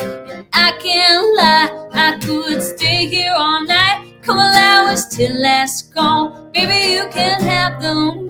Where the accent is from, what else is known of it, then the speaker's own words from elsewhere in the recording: Montana, United States; now in Greensboro, United States; growing up in Montana